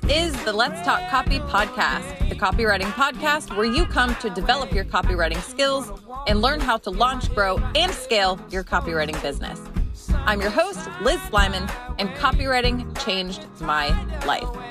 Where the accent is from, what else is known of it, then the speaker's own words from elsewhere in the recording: Delaware, Ohio, United States; I used to see driving to school every day in my hometown in Delaware, Ohio.